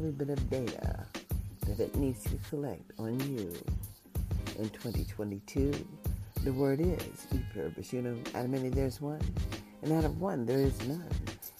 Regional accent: United States; also born or lived in Las Vegas, Nevada; as an American citizen

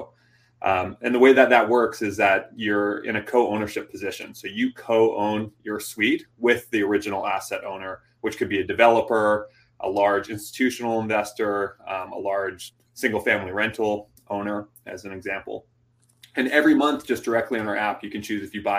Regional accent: Vancouver, British Columbia, Canada; moved away as an adult; now in Toronto, Canada; I'm from Vancouver

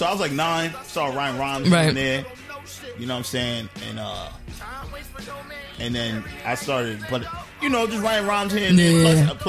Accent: New York, United States; born or raised there; also born or lived in Brooklyn, New York / Mount Vernon, New York

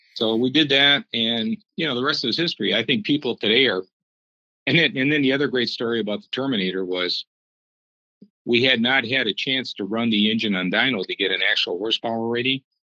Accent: Detroit, Michigan, United States; when I was growing up in Detroit

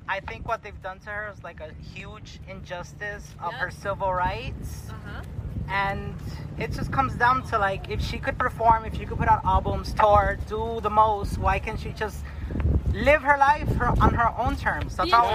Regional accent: Miami, Florida, United States; So I'm from Miami.

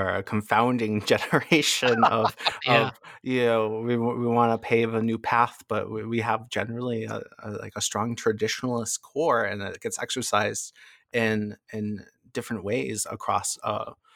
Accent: Massachusetts, United States; I was born and raised in Massachusetts.

